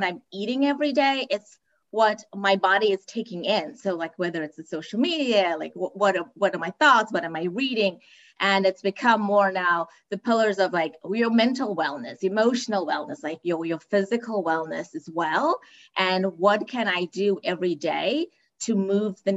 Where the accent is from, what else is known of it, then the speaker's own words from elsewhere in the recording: Cape Town, Western Cape, South Africa; moved away; I'm originally from Cape Town, South Africa. And so wellness is not a focus growing up